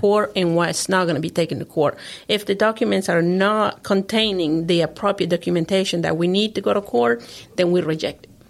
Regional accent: Honduras; also born or lived in Arkansas; now in Tennessee, United States; I'm originally from Honduras

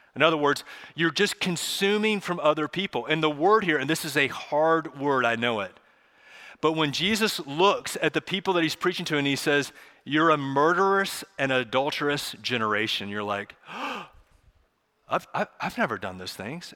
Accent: Charlotte, North Carolina, United States; I grew up here in Charlotte

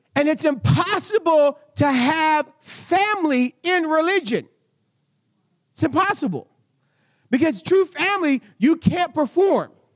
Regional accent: United States; I'm American

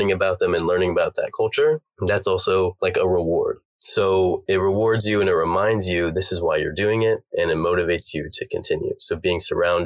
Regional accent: United States; we're both American

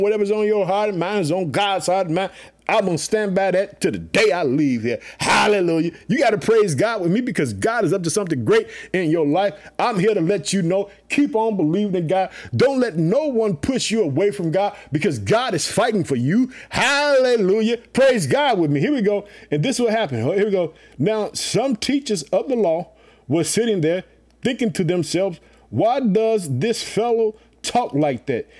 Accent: Illinois, United States; also born or lived in Chicago; my home state, the state of Illinois, Illinois, living in the city of Chicago

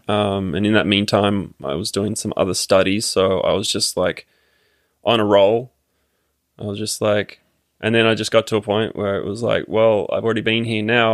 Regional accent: Sydney, New South Wales, Australia; moved away as an adult; also born or lived in Quebec; now in Canada; I grew up in Sydney

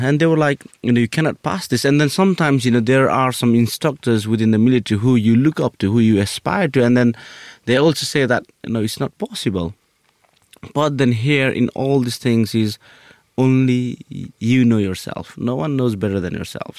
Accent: Nepal; moved away; I'm from Nepal.

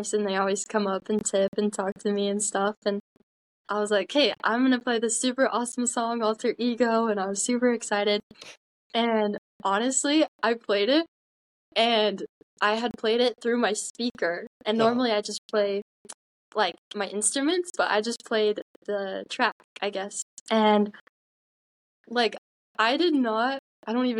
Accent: Utah, United States; I'm from Utah. I've lived here my whole life. I've actually lived in the same house my entire life

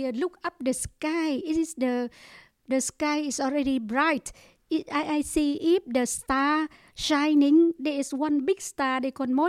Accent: Ho Chi Minh City, Vietnam; English is a second language; moved away; We are come from Saigon. Yeah, Saigon. My parents is come from Saigon, and I born from Saigon also.

